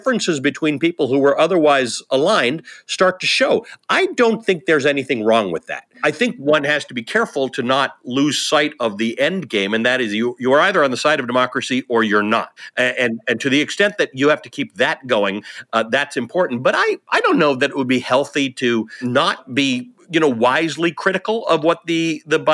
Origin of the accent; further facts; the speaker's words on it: Canada; now in United States; My people are in Canada. I'm Canadian originally. My parents are there